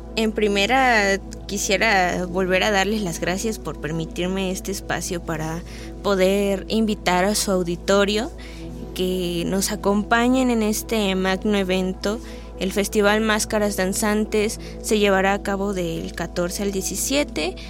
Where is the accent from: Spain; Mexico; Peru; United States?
Mexico